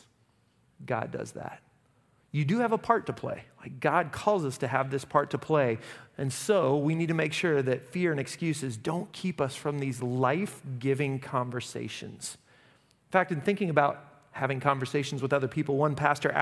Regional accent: Derby, Kansas, United States; I'm from Derby

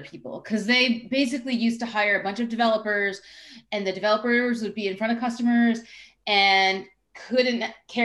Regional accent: Longmeadow, Massachusetts, United States; now in New Hampshire, United States; I grew up in Western Mass. So I grew up in Longmeadow, which is a suburb of Springfield

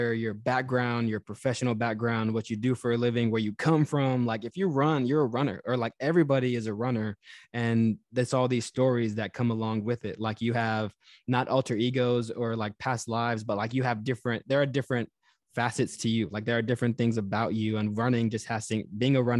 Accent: Texas, United States; now in New York, United States; my past life in the South, like growing up in Texas

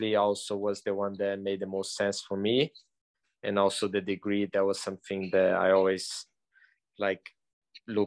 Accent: just outside of Rio, Rio de Janeiro, Brazil; moved away as an adult; now in Chattanooga, United States; I'm from Brazil, from just outside of Rio

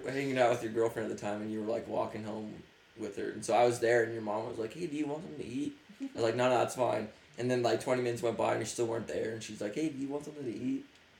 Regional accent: Utah, United States; also born or lived in Bountiful, Utah; I came back from Salt Lake and stuff to move down here

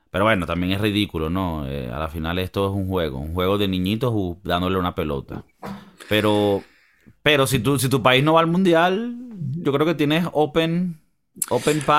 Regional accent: Venezuela; ¿Tú crees que como venezolanos es una dicha o, o es una.

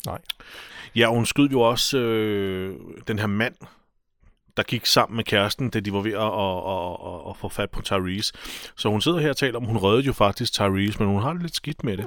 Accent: Albertslund, Capital Region of Denmark, Denmark; min hjemby, Albertslund

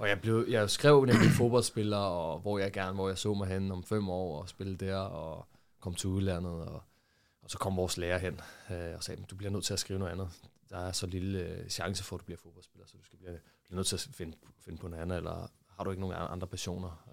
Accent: Hvidovre, Capital Region of Denmark, Denmark; jeg voksede op i øh, Hvidovre

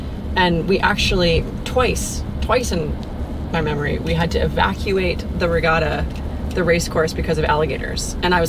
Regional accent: Half Moon Bay, California, United States; moved away; I grew up in Half Moon Bay, California.

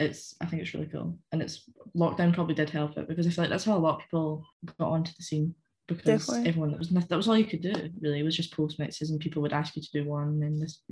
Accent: Callander, Scotland, United Kingdom; accent: weird accent; now in Glasgow, United Kingdom

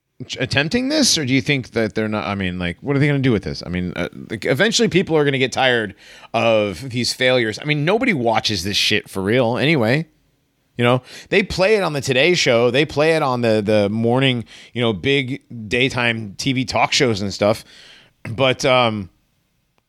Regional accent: United States; I'm American

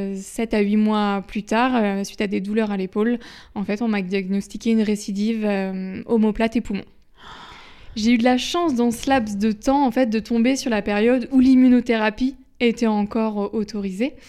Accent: Caen, Normandy, France; je suis de Caen

